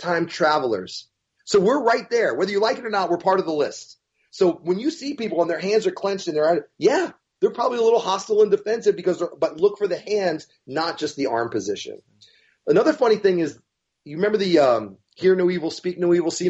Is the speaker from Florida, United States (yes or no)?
yes; Florida, United States; We're from Florida